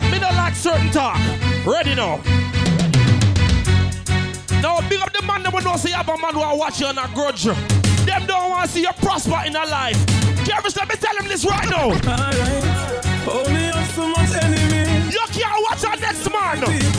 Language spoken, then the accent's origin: English; New York City, New York, United States; I'm from Brooklyn.